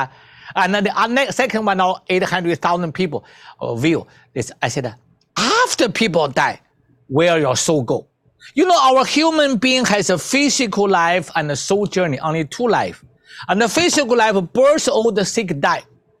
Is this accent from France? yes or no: no; China; I come from China.